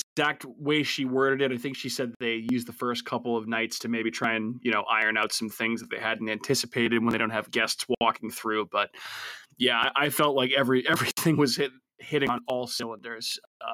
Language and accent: English; Randolph, Massachusetts, United States; where I grew up in Randolph, Massachusetts.